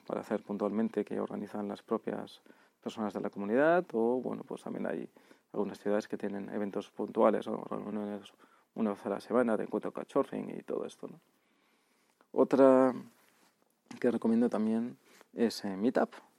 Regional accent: Barcelona, Catalonia, Spain; now in São Paulo, Brazil; Barcelona, por ejemplo, que es de donde soy

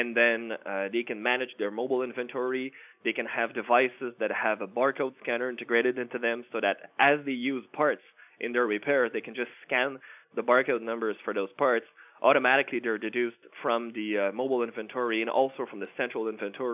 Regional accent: Canada; I'm a Canadian

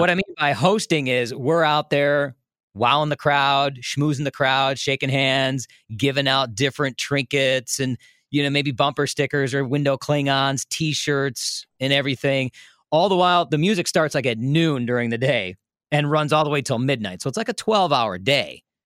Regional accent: Des Plaines, Illinois, United States; now in Milwaukee, United States; I grew up in Des Plaines

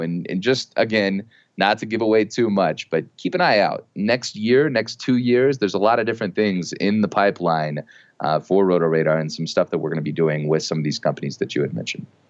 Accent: Texas, United States; my wife and I, we're both from Texas

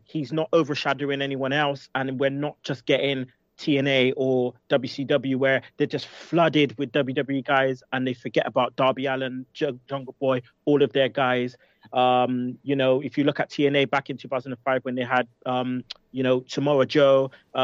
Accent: United Kingdom; we're British

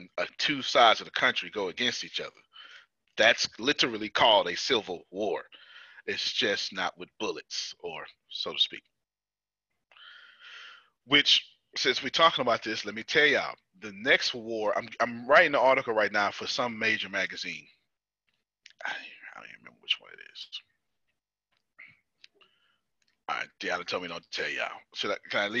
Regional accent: United States; I'm American, and I serve my country

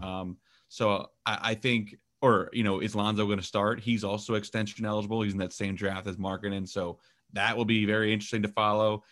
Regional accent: New York, United States; my hometown teams

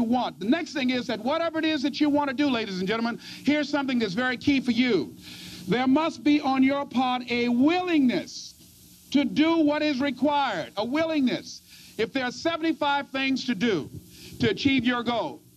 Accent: Miami, Florida, United States; I was born in Liberty City

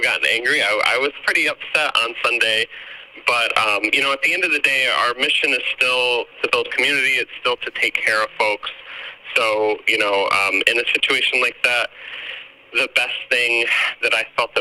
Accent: Houston, Texas, United States; now in Grand Rapids, United States; I'm from Houston, born and raised.

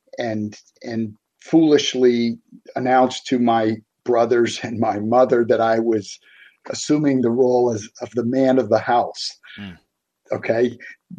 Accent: Boston, Massachusetts, United States; moved away as an adult; now in West Virginia, United States; I grew up in South Boston, which most people would never have heard

